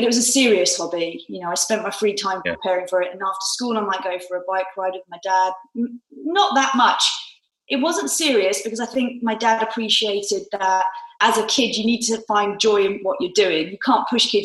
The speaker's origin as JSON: {"language": "English", "town": "Stotfold", "region": "East of England", "country": "United Kingdom", "tie": "born or raised there", "also_born_or_lived": "Newcastle", "moved": "as an adult", "said": "my hometown of Stotfold, Bedfordshire"}